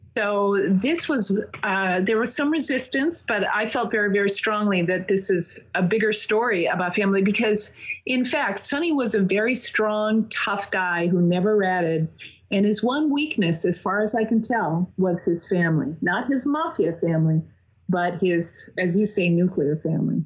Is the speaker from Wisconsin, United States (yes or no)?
no; Minnesota, United States; moved away as an adult; also born or lived in Massachusetts; now in Long Island, United States; I grew up in Minnesota and I went to college in Massachusetts, but I went back to Minnesota to work